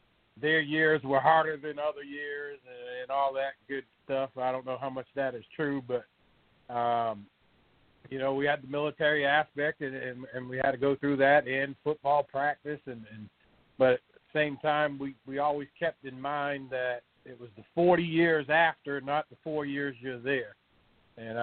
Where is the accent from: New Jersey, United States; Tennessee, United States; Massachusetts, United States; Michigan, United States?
Massachusetts, United States; Lynn; moved away as an adult; also born or lived in Charleston, South Carolina; now in South Carolina, United States; I grew up right outside of Boston in Lynn, Massachusetts